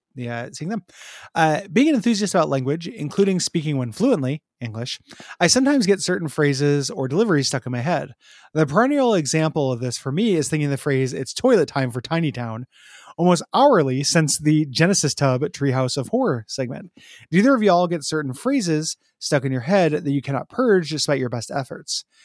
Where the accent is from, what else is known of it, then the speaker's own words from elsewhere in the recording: Chicago, Illinois, United States; now in Portland, United States; the ones that I grew up near in Chicago